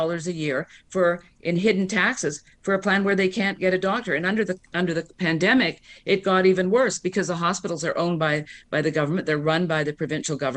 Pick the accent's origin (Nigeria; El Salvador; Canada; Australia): Canada; now in United States; I'm Canadian. I grew up under single payer